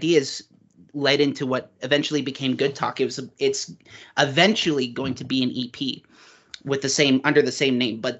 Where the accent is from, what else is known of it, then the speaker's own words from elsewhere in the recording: Uxbridge, Ontario, Canada; I grew up in Uxbridge, Ontario, Canada, which is a very small town